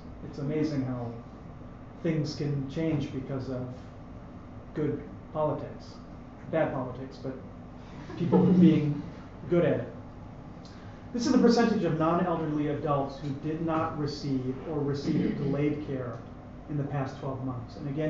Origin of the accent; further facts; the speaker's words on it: United States; now in Canada; I say for us because I'm American.